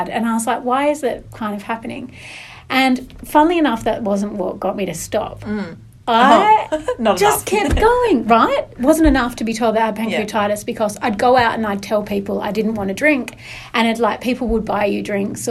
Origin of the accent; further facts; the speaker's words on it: the north of England, United Kingdom; now in Perth, Australia; I'm from Northern England, which is definitely seen as like a lower class, a working class place